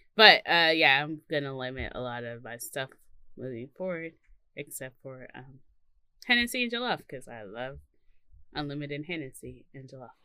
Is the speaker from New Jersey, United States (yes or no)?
no; Mississippi, United States; I come from Mississippi